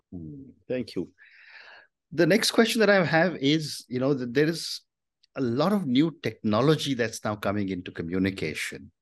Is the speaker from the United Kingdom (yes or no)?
no; India; speaking as an Indian